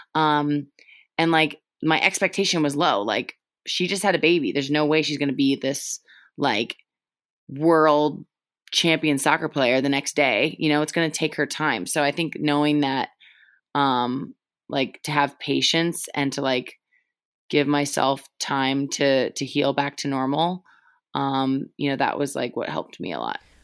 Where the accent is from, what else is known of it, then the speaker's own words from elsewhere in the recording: Julie Foudy's hometown, California, United States; I grew up in Julie Foudy's hometown